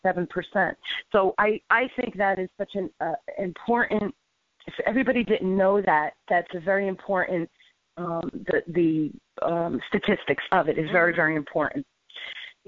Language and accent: English; New Jersey, United States; I'm from North Jersey. That's where I grew up